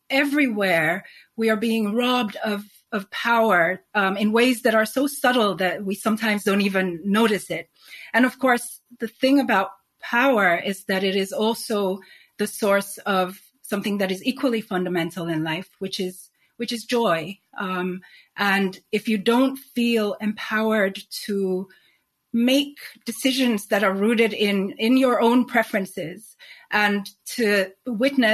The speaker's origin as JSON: {"language": "English", "country": "Nigeria", "tie": "born or raised there", "also_born_or_lived": "Sweden / Spain / New York", "moved": "yes", "lives_now": "London, United Kingdom", "said": "So growing up in Nigeria"}